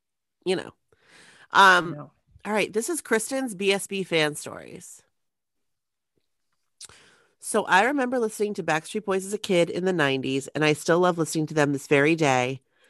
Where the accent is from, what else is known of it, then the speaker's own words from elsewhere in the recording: Pittsburgh, Pennsylvania, United States; I got the chance to see them in concert for the first time ever in my hometown of Pittsburgh, PA, at PPG Paints Arena.